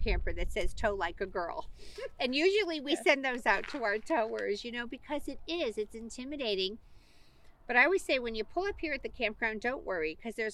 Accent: Midwest, United States; I grew up in the Midwest. My family's from Elkhart, Indiana.

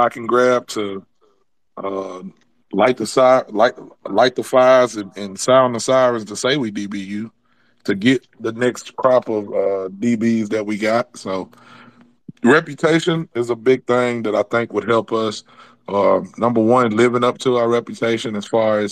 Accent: Alabama, United States; I'm from Alabama, man. We see all kind of stuff down here.

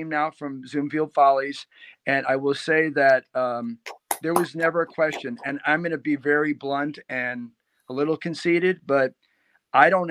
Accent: Chicago, Illinois, United States; I grew up in the South Side of Chicago

